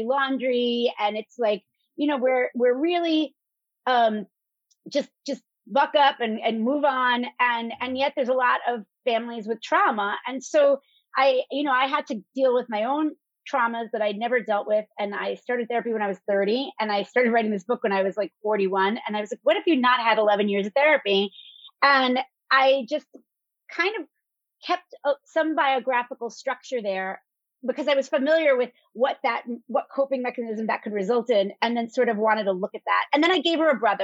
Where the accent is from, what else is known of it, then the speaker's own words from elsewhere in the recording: New York City, New York, United States; growing up in Brooklyn, very blue collar family